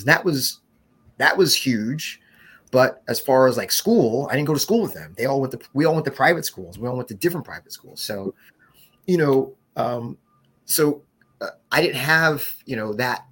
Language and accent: English; West Orange, New Jersey, United States; moved away as an adult; also born or lived in Newark, New Jersey / Brooklyn, New York / New York; Then we moved to West Orange about 19, you know, right after first grade for me